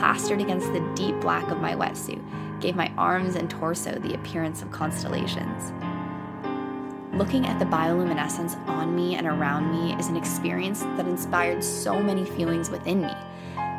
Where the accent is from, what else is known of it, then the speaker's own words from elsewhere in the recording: Bay Area, California, United States; I'm from the Bay Area